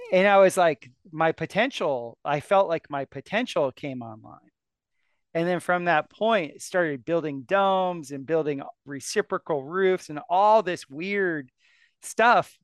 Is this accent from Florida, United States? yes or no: yes; South Florida, United States; moved away; I was from South Florida